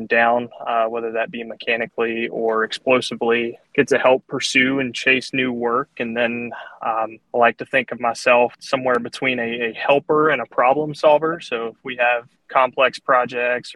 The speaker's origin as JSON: {"language": "English", "region": "Southern Virginia", "country": "United States", "tie": "born or raised there", "accent": "Southern", "moved": "as an adult", "lives_now": "Greensboro, United States", "said": "I grew up in Southern Virginia"}